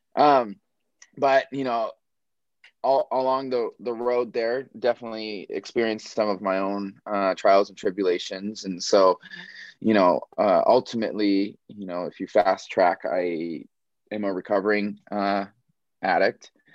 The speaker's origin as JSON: {"language": "English", "area": "Maui", "region": "Hawaii", "country": "United States", "tie": "born or raised there", "moved": "yes", "said": "I was born and raised on Maui."}